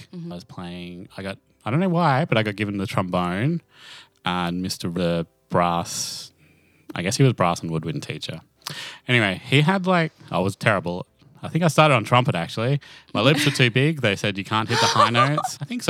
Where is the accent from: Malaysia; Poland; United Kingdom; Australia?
Australia; Toowoomba, Queensland; I grew up in Toowoomba and that's where I come from.